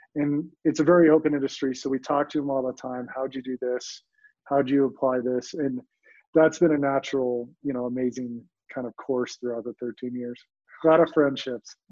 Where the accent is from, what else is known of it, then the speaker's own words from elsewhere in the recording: Colorado, United States; also born or lived in New York; growing up in Colorado